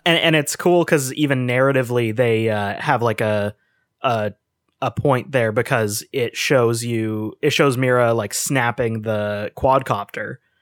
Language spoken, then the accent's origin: English; Canada; we're from Canada